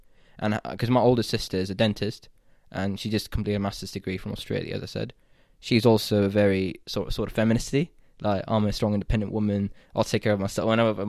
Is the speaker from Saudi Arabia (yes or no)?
yes; Saudi Arabia; So I think growing up in the Middle East, I'm more comfortable, and I feel closer in culture with someone like you, who's like Egyptian, not Pakistani at all, but you also grew up in Saudi, and I grew up in Saudi.